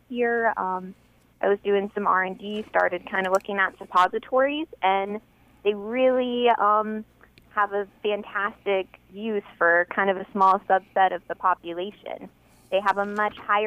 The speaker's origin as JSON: {"language": "English", "area": "hometown hit by Hurricane Harvey", "region": "Texas", "country": "United States", "tie": "born or raised there", "said": "I graduated right around the time Hurricane Harvey hit. Huh. So that, rolled through and wiped out my hometown"}